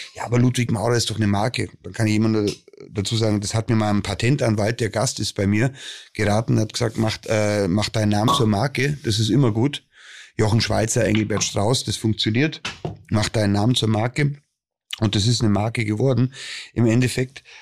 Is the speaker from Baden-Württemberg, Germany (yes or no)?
no; Bavarian Forest, Germany; bei uns im Bayerischen Wald